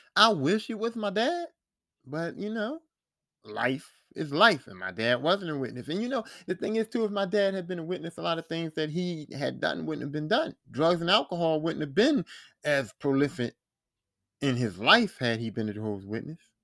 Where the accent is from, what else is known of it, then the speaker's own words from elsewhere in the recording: Philadelphia, Pennsylvania, United States; where I grew up at in West Philly